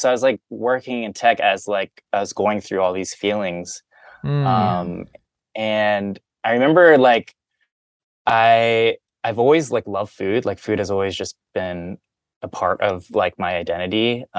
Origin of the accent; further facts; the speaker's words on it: Midwest, United States; growing up in the Midwest, like you're, at least I was surrounded by people who didn't look like me.